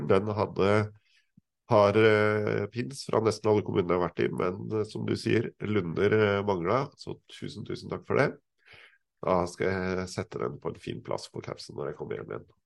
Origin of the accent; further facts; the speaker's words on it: Fagernes, Innlandet, Norway; now in Sofiemyr, Norway; Jeg bor på Sofiemyr, like ved Kolbotn i Nordre Follo kommune. Opprinnelig er jeg fra Fagernes i Valdres.